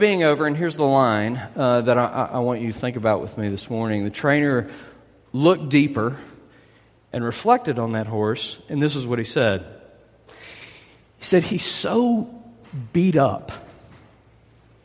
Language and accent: English; South Louisiana, United States; I'm from South Louisiana